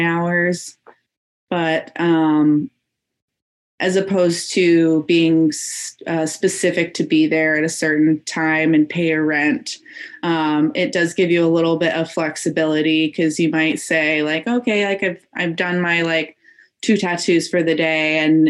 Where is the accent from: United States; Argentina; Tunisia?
United States; Phoenix, Arizona; now in Portland, United States; I'm in Portland, Oregon right now, but I'm originally from Phoenix, Arizona.